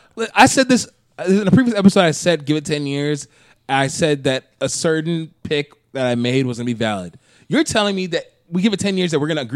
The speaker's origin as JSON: {"language": "English", "region": "Minnesota", "country": "United States", "said": "I'm just saying is that as a Minnesotan, there's no way in hell that I'm not going to enjoy summer."}